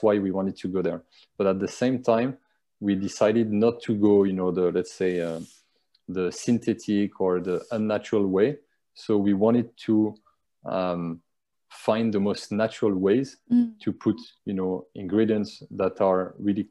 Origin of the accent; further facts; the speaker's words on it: France; now in Dubai, United Arab Emirates; I'm from France